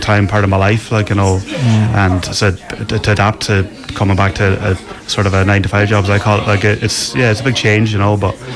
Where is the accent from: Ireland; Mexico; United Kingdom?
Ireland; Letterkenny, Ulster; moved away as an adult; now in Leenane, Ireland; I'm originally from Letterkenny in County Donegal.